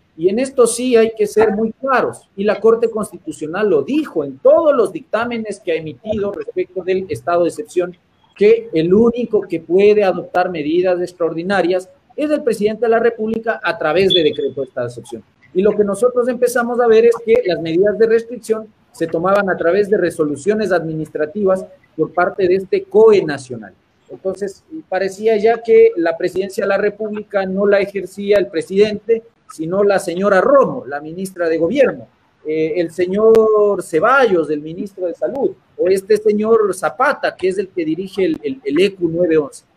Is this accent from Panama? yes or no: no; Ecuador; como ecuatorianos y buenos latinoamericanos